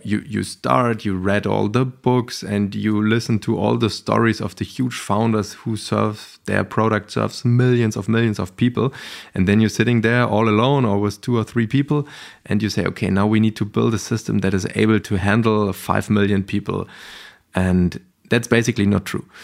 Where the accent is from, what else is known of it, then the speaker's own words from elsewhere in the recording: Berlin, Germany; I grew up in Berlin-Kreuzberg